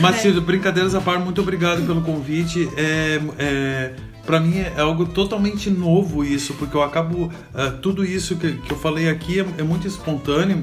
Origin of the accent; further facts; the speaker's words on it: Montenegro, Rio Grande do Sul, Brazil; moved away as an adult; also born or lived in São Leopoldo; Eu sou de Montenegro, de origem né, lá de Montenegro. Vim bem jovem para São Leopoldo